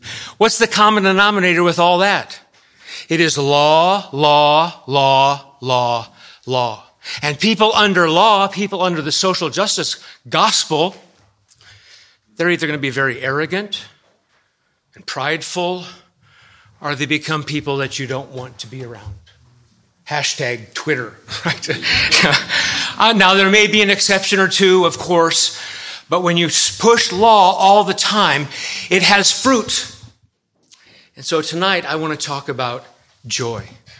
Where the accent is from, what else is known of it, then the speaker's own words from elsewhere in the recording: California, United States; now in Massachusetts, United States; First time I ever went to the church in Massachusetts, I came from California